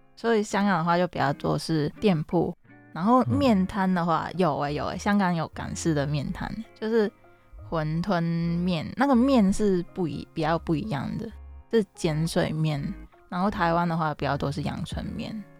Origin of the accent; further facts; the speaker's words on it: Hong Kong; moved away as an adult; now in Taipei, Taiwan; 我是来自香港的